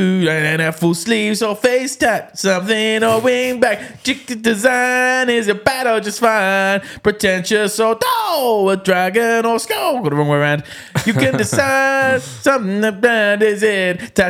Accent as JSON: {"language": "English", "region": "Scotland", "country": "United Kingdom", "said": "Yeah. But, you know, being Scottish, that could be from a fridge."}